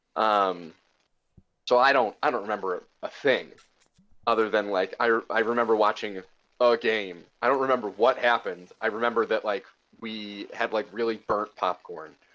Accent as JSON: {"language": "English", "town": "Chicago", "region": "Illinois", "country": "United States", "moved": "as an adult", "lives_now": "Milwaukee, United States", "said": "I'm originally from Chicago"}